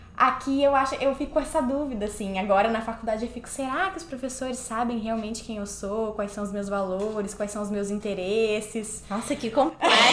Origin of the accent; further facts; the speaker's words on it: Porto Alegre, Rio Grande do Sul, Brazil; moved away as an adult; now in New York, United States; eu sou do Sul, sou de Porto Alegre, Rio Grande do Sul